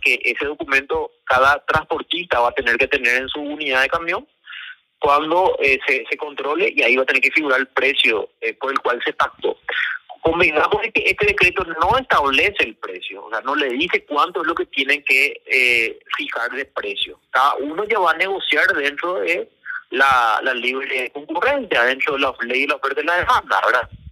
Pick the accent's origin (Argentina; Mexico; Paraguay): Paraguay; Como paraguayo